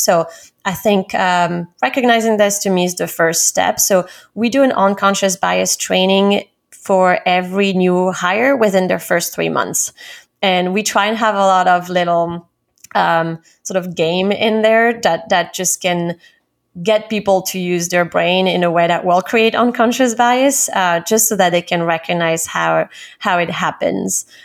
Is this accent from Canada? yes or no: no; Paris, Île-de-France, France; moved away as an adult; also born or lived in London, United Kingdom; now in New York, United States; I'm originally from Paris, France.